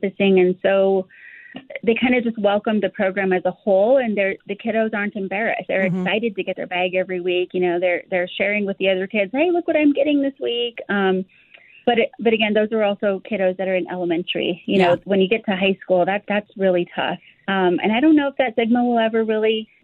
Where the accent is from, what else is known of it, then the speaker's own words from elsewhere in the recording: Colorado, United States; Ford, Colorado. I grew up in a low-income community